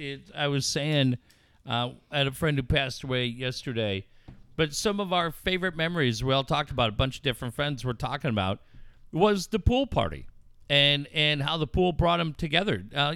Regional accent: Cardiff, California, United States; also born or lived in Encinitas / Carlsbad; now in La Mesa, United States; I grew up in Encinitas, Cardiff. I mean, I really grew up in Cardiff, but I spent so much time in Encinitas, spent 8 years living in Carlsbad.

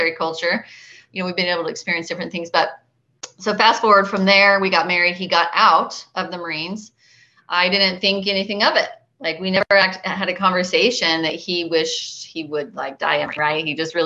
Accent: Arizona, United States; moved away; I was raised in Arizona

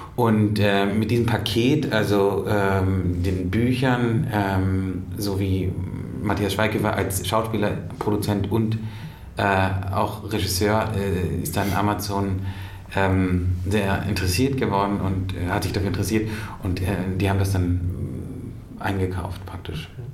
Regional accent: Berlin, Germany; Ich komme aus Berlin, aus, aus, aus West-Berlin

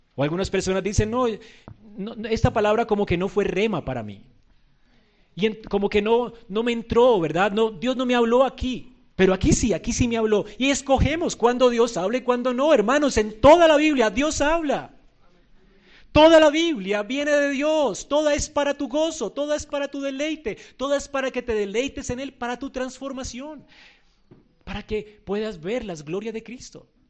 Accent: Colombia; Nosotros no somos judíos, somos colombianos, gentiles

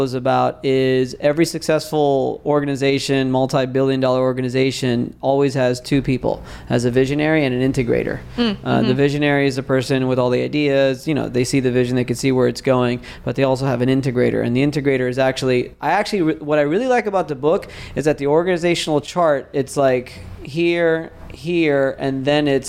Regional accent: Miami, Florida, United States; now in Tampa, United States; it's me here in Tampa, born and raised in Miami

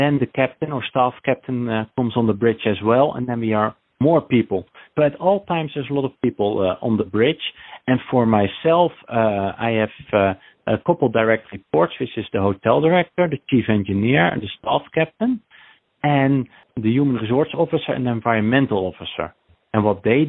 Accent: Netherlands; moved away as an adult; also born or lived in Wellington, New Zealand; now in New Jersey, United States; I am from Holland, the Netherlands. I'm raised, but I was born a Kiwi in New Zealand, Wellington.

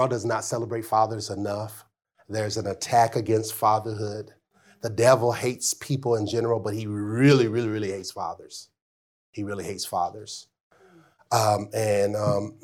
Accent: Arkansas, United States; growing up in Arkansas

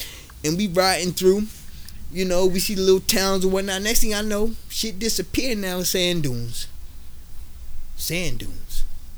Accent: New York, United States; I'm from New York. What the fuck? We ain't going to Iraq.

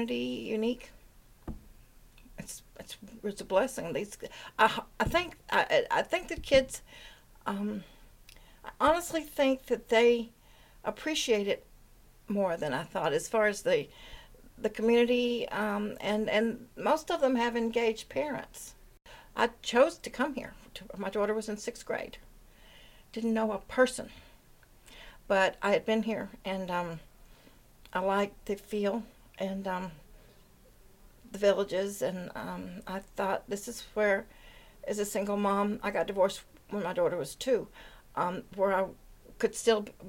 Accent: Memphis, Tennessee, United States; now in Waitsfield, United States; I live in Waitsfield. I'm originally from Memphis, Tennessee

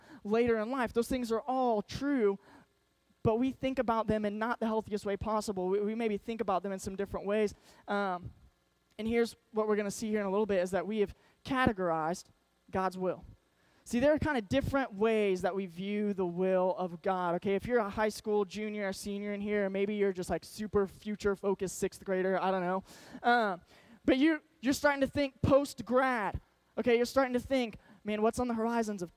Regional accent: Arkansas, United States; moved away; My whole family was from Arkansas. I grew up in Arkansas

